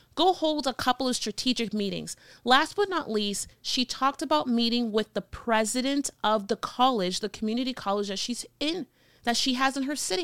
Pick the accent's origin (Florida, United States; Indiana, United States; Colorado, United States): Florida, United States; Miami; moved away as an adult; also born or lived in North Carolina / Burbank, California; now in Phoenix, United States; I had an accent 'cause I'm from Miami, Florida